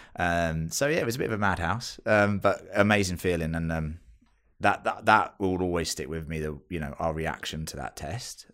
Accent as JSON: {"language": "English", "country": "United Kingdom", "accent": "British", "moved": "as an adult", "lives_now": "Australia", "said": "I am British, you can tell from this accent, I'm sure"}